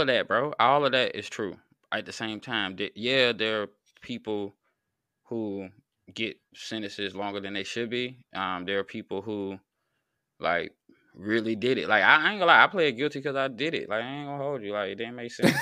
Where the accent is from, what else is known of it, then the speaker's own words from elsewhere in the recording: North Carolina, United States; also born or lived in Virginia; I'm from North Carolina